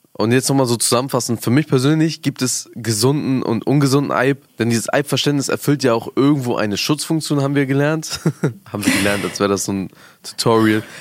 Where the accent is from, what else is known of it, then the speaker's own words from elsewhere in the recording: Afghanistan; moved away; ich komme ja aus Afghanistan